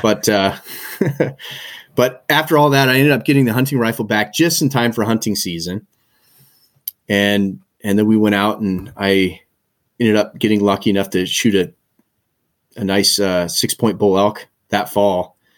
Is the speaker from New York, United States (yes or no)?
no; Helena, Montana, United States; moved away as an adult; also born or lived in Bozeman / Forest Grove, Oregon / Aspen, Colorado; now in Nelson, Canada; I was born and raised in Montana, and, uh, grew up in Helena, Montana